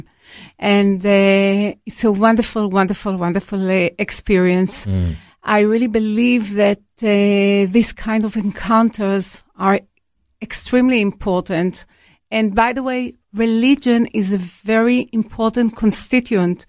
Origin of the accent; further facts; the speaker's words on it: Israel; I was born in Israel